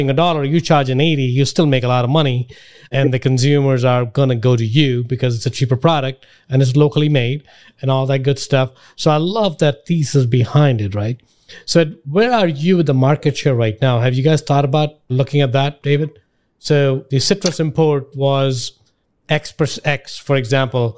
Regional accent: India; now in United States; I grew up in India

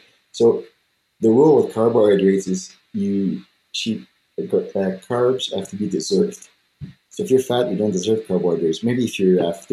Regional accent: Canada; I'm French Canadian, but I have quite a bit of native blood

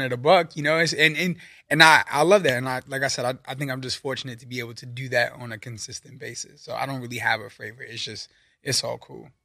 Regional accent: New York City, New York, United States; moved away as an adult; also born or lived in Virginia; now in California, United States; I'm from Brooklyn, New York

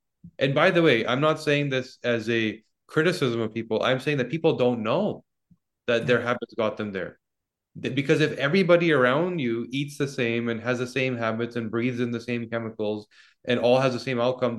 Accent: Canada; I mean, I'm Canadian.

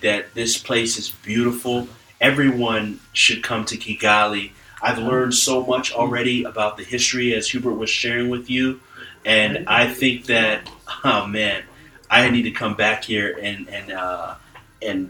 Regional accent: Ghana; I'm from Ghana

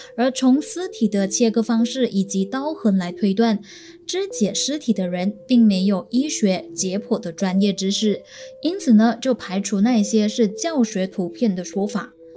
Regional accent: Malaysia; 我身为马来西亚人

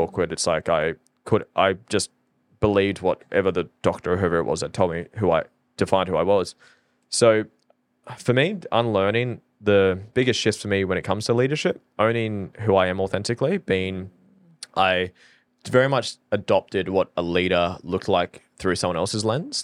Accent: Norfolk Island; now in Australia; I'm from Norfolk Island

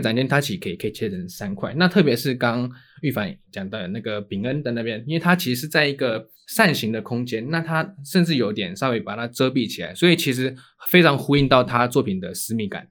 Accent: Taiwan; 那是真的我们的台湾的母语

